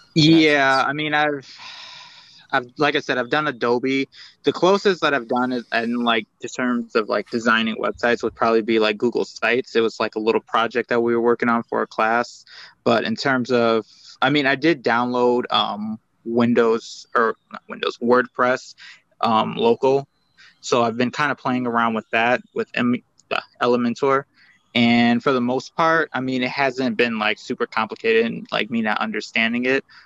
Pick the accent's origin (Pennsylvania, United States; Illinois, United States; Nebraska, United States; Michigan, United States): Michigan, United States; Kalamazoo; I'm from Kalamazoo, Michigan